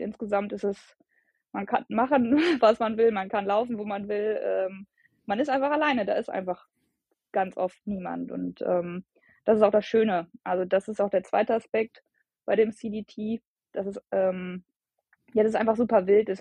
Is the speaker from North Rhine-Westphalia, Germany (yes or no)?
yes; Bielefeld, North Rhine-Westphalia, Germany; ich komme aus Bielefeld